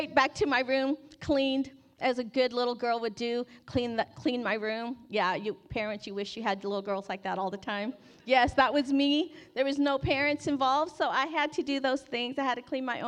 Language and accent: English; Bay Area, California, United States; I grew up in the Bay Area